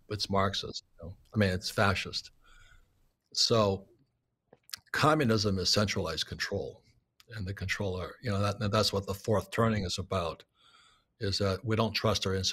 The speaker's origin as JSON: {"language": "English", "country": "Vietnam", "tie": "born or raised there", "said": "So anyway, I grew up in Vietnam."}